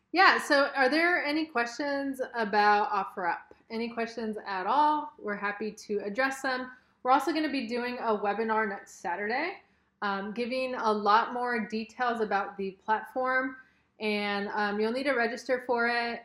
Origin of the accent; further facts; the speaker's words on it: Los Angeles, California, United States; we're from Southern California, Los Angeles area